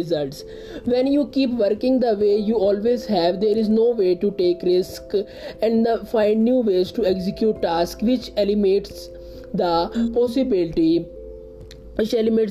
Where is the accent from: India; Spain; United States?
India; I am from India